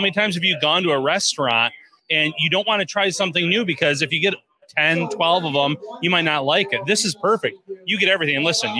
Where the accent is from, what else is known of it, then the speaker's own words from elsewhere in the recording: Salamanca, New York, United States; close to where I grew up in Salamanca.